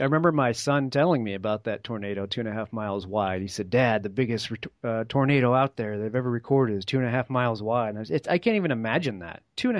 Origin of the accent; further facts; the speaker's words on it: New England, United States; moved away; also born or lived in Colorado; I grew up in New England